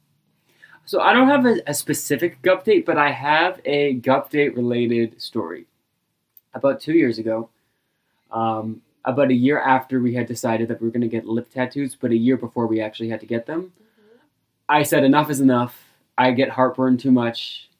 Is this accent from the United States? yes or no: no; Australia; I'm Australian.